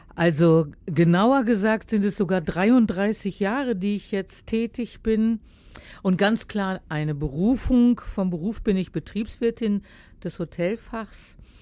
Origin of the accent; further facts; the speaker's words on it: Heiligenhafen, Schleswig-Holstein, Germany; das ist ein Stück Heimat von mir. Ich bin ja äh, aus Schleswig-Holstein, aus Heiligenhafen